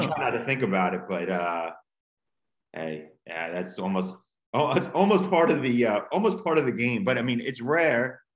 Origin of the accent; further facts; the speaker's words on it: Long Island, New York, United States; moved away as an adult; also born or lived in Queens, New York / Los Angeles / Ithaca, New York; now in Montgomery, United States; I was born in Queens. I grew up in the Long Island area